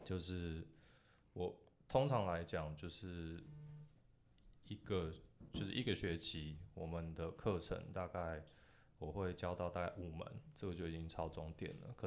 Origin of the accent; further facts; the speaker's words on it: Taipei, Taiwan; also born or lived in Yonghe, New Taipei / New York; 我刚出生的时候是在新北市，在永和那边，然后后来就是妈妈全家搬到呃搬到大